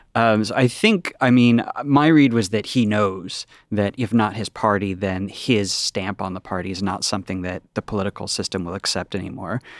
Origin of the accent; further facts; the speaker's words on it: United States; as an American